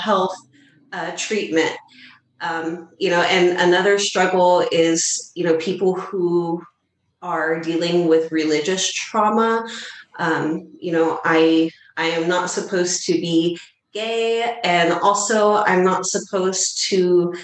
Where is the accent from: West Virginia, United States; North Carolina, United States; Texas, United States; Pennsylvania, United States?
Texas, United States; near the Houston area; my hometown where I grew up, which is here in Texas, but it's more near the Houston area.